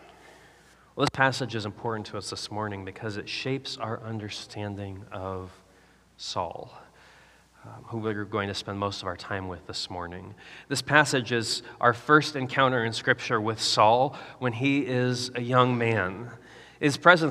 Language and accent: English; Nebraska, United States; When I was a kid growing up in Nebraska